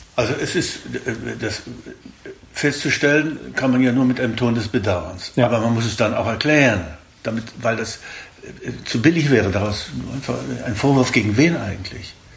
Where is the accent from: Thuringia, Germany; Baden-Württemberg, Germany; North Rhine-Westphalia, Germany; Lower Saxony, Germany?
Thuringia, Germany; moved away as an adult; also born or lived in Wrocław (Breslau), Poland / Berlin; Ich bin in Breslau geboren, äh, der damaligen Hauptstadt Schlesiens, und durch die Vertreibung sind wir in Thüringen gelandet